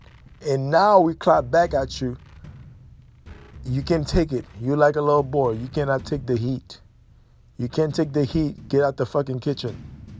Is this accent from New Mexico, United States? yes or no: no; Detroit, Michigan, United States; Because I'm from Detroit. I went through those sacrifices in my damn self.